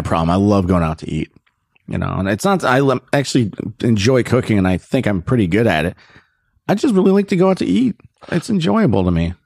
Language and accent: English; Naperville, Illinois, United States; moved away as an adult; now in Los Angeles, United States; I'm actually from Naperville